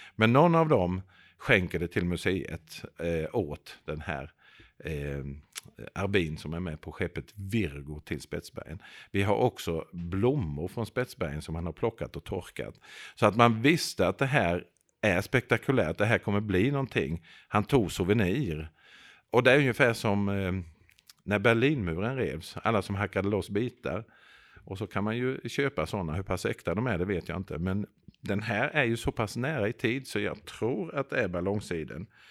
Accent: Växjö, Kronoberg County, Sweden; jag är själv född i Växjö.

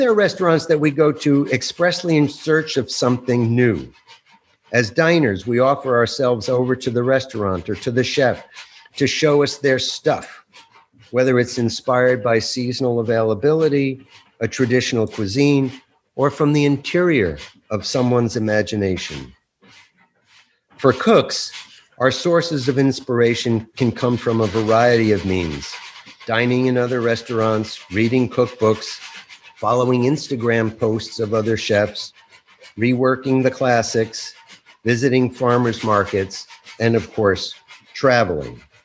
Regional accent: Bergen County, New Jersey, United States; I grew up in Bergen County, just over the George Washington Bridge

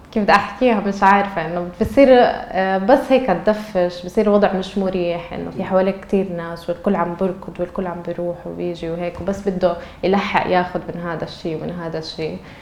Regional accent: Nablus, West Bank, Palestine; moved away as an adult; now in Istanbul, Turkey; انا مدينتي نابلس

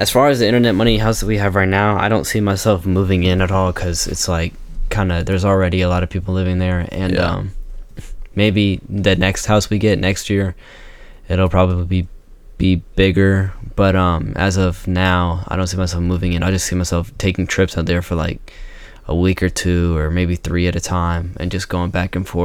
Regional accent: Boston, Massachusetts, United States; born and raised in Boston, Massachusetts

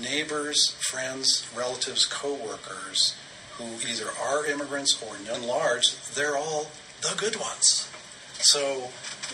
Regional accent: Denver, Colorado, United States; I'm a kid from Denver

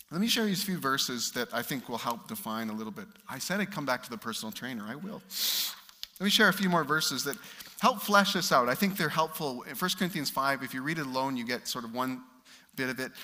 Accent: Canada; As a Canadian

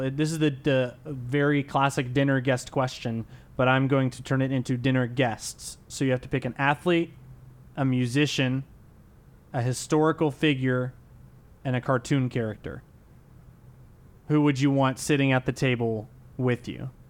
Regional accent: San Diego, California, United States; now in Rock Hill, United States; Originally, I'm from San Diego, California.

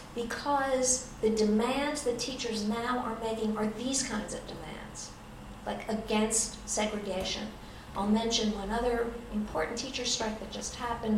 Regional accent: Ithaca, New York, United States; also born or lived in Vermont; in my hometown, Cornell University

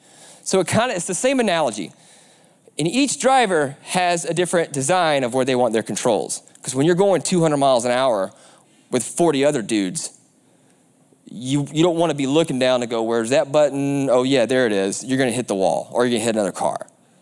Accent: the South, United States; I'm a big race fan, I'm from the South, so it's a prerequisite that you love NASCAR.

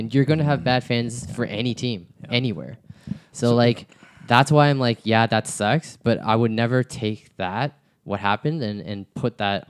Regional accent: Canada; we know that Toronto fans aren't bad. Mm-hmm, we mm-hmm. know that, you know, we're Canadian, and you know, as much as the stereotype is, oh, we're too nice, it's true to mm-hmm, an extent, right?

